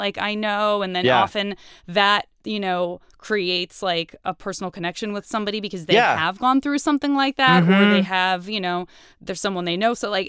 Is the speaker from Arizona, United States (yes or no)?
yes; Arizona, United States; A lot of people think I'm from the Midwest or I'm Canadian. I'm from Arizona.